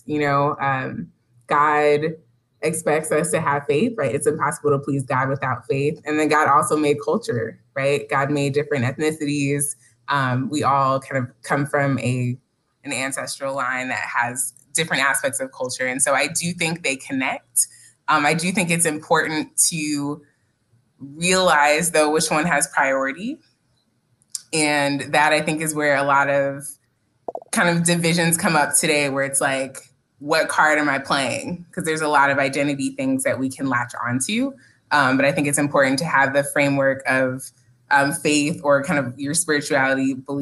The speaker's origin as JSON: {"language": "English", "region": "Southern California", "country": "United States", "moved": "yes", "lives_now": "Denver, United States", "said": "I'm originally from Southern California, but I live in Denver, Colorado"}